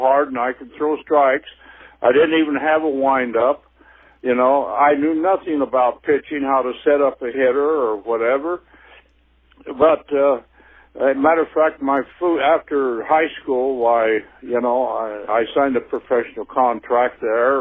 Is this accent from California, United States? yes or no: no; Meridian, Idaho, United States; I played all the sports there in Meridian High School